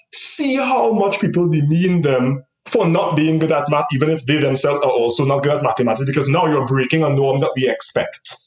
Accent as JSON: {"language": "English", "country": "Trinidad & Tobago", "moved": "yes", "said": "in terms of being from the Caribbean and being from Trinidad in particular"}